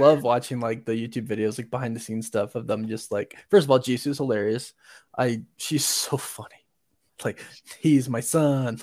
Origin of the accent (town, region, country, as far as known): Orlando, Florida, United States; born or raised there; now in Utah, United States